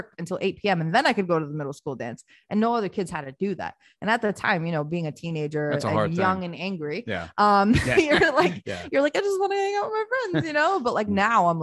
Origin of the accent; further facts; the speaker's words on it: United States; English is a second language; also born or lived in Tirana, Albania / Rome, Italy; when I was 5 years old, moved to the US.